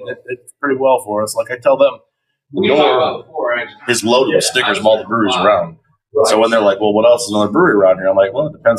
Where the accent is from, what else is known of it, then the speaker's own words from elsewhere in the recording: South Bend, Indiana, United States; grew up in the south side of South Bend, right there, Curran 31.